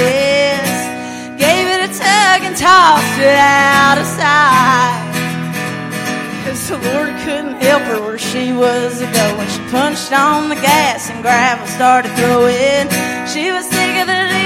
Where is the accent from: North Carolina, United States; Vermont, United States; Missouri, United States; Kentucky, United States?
Kentucky, United States; Red River Gorge, Powell County, eastern; I'm from the Red River Gorge in eastern Kentucky